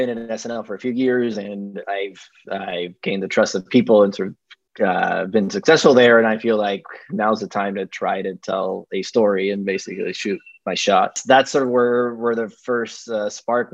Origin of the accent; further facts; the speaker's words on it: Dominican Republic; now in New York, United States; I am from the Dominican Republic and I live in New York.